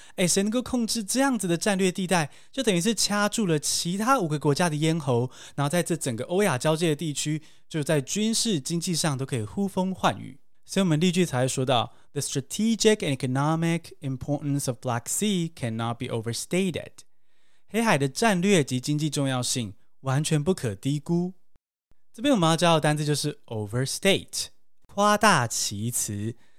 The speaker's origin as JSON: {"language": "Chinese", "country": "Taiwan", "said": "我们台湾人"}